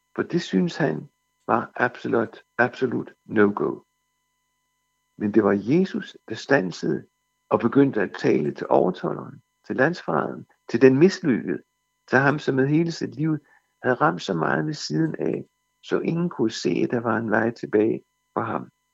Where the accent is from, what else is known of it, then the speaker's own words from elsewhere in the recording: Denmark; som danskere